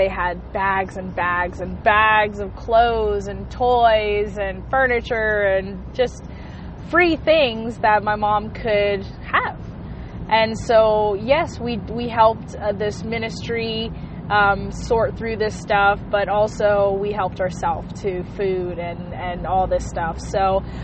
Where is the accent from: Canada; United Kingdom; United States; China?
United States; Hawaii; I was born and raised in Hawaii